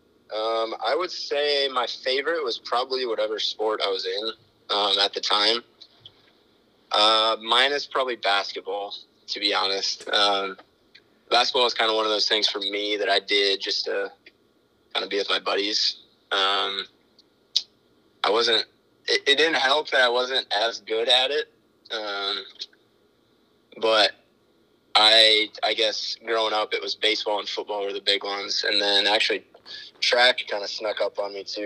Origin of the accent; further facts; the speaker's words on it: Sioux Center, Iowa, United States; moved away as an adult; now in Elkhorn, United States; I grew up in Sioux Center, lived there my whole life.